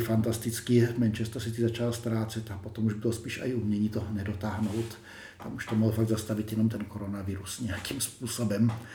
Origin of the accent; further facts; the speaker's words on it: Czechia; jako Češi